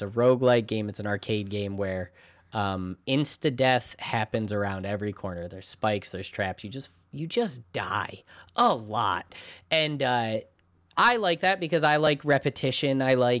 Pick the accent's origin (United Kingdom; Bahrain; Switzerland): United Kingdom; Like, I'm British. Never heard of him.